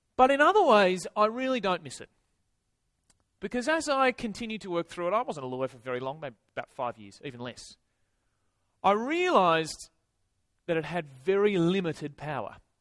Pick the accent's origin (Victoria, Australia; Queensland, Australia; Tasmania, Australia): Tasmania, Australia; moved away as an adult; now in Sydney, Australia; I'm originally from Tasmania